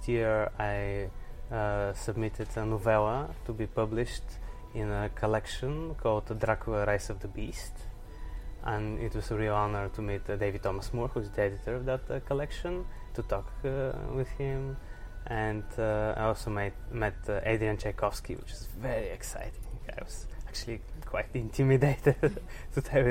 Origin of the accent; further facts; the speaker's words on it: Sofia, Sofia City, Bulgaria; I'm from Sofia, Bulgaria, and I'm a writer and translator